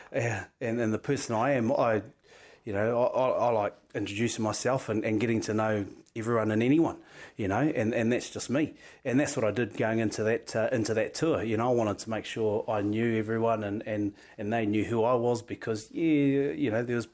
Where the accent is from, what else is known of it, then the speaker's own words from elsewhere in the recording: Wairarapa, Wellington, New Zealand; moved away as an adult; I'm Kiwi, I'm from New Zealand, and I love my country